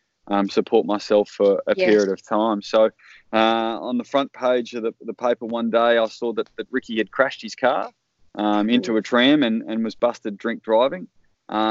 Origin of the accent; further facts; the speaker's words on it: Darlington, Victoria, Australia; also born or lived in Melbourne; I grew up in the Western District of Victoria on a farm near a town called Darlington.